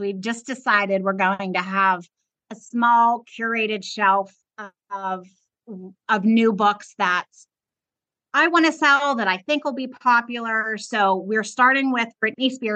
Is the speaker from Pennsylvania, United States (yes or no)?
yes; Pittsburgh, Pennsylvania, United States; moved away as an adult; now in Myrtle Beach, United States; We're both from Pittsburgh.